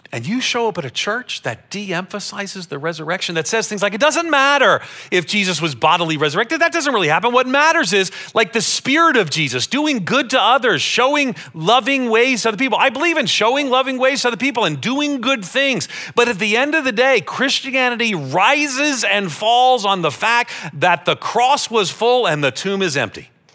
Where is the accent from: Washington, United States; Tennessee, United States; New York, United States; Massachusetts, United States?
New York, United States; Long Island; I grew up on Long Island outside of New York City